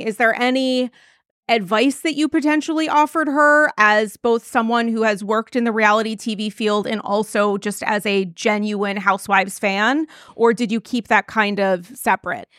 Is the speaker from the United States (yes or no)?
yes; New England, United States; I'm from New England